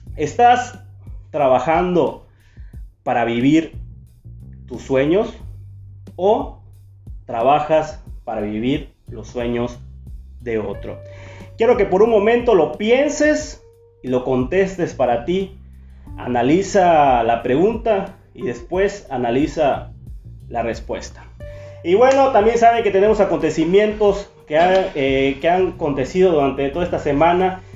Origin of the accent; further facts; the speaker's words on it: Chiapas, Mexico; moved away as an adult; now in San Francisco de Campeche, Mexico; Vengo de Chiapas este, más que nada, o sea, mm, en Chiapas, pero en un pueblito. de un pueblo. ajá, de un municipio, pueblo, una comunidad. Una comunidad